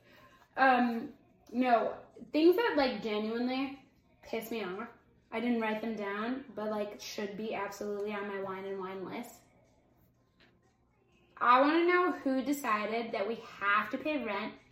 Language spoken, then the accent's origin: English; United States; I'm an American